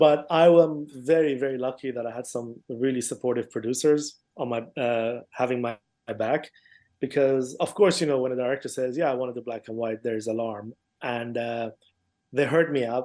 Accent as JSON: {"language": "English", "region": "London", "country": "United Kingdom", "tie": "born or raised there", "also_born_or_lived": "Iran", "said": "I grew up in London"}